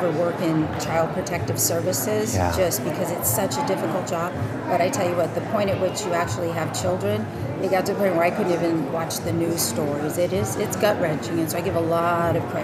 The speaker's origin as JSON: {"language": "English", "region": "Arizona", "country": "United States", "tie": "born or raised there", "also_born_or_lived": "Phoenix, Arizona / Dudleyville, Arizona", "said": "I'm native to Arizona, which makes me rare, but I grew up between Phoenix and a little mining community, Hayden Winkleman. Actually, I grew up outside of that mining community in a place called Dudleyville"}